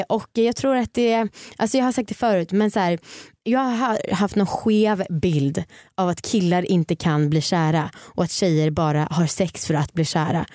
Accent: Stockholm, Stockholm County, Sweden; Jag är uppvuxen i Stockholm.

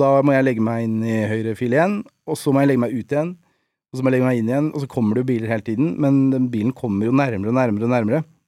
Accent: Nesodden, Akershus, Norway; jeg er oppvokst på Nesodden

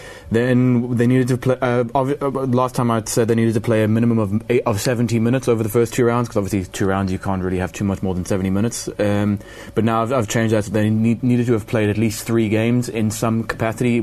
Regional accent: South Africa; As a South African

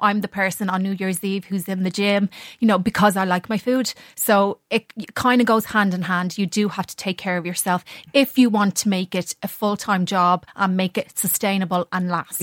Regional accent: Ireland; being an Irish model

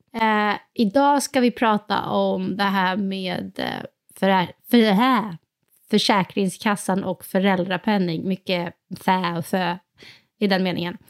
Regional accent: Sweden; som svensk

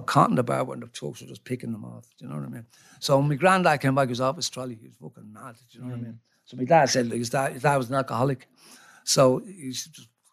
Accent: Ireland; I love being Irish

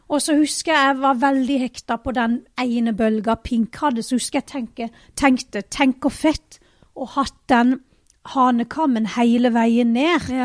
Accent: Vennesla, Agder, Norway; born or raised there

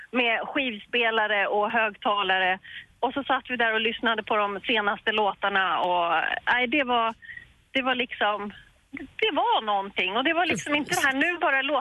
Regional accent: Sollentuna, Stockholm County, Sweden; moved away as an adult; now in Gotland, Sweden; när jag var yngre så bodde vi då i radhus i Sollentuna

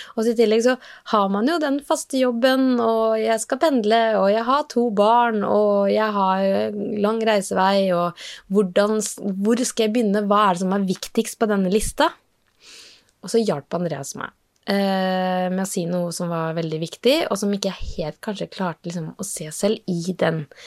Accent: Norway; Kalakroken, der jeg vokste opp

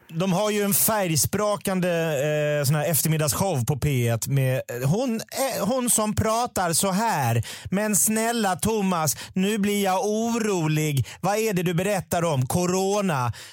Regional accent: Sweden; Jag är svensk

